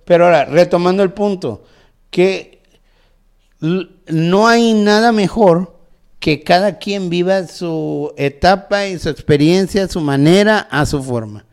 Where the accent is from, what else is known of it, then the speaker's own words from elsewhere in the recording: Tabasco, Mexico; now in Nuevo León, Mexico; yo soy originario de Tabasco